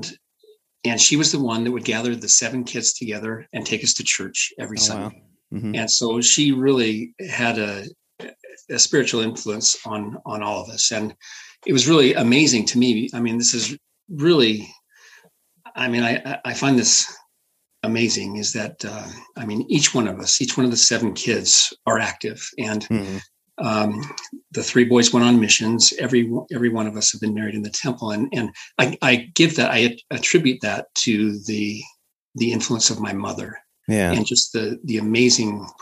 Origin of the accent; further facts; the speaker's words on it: Brigham City, Utah, United States; I grew up in Brigham City, which was large Latter-day Saint population